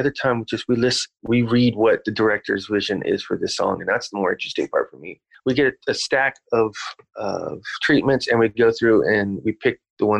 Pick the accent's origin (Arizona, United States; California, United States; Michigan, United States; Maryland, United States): California, United States; Bakersfield; we're all from Bakersfield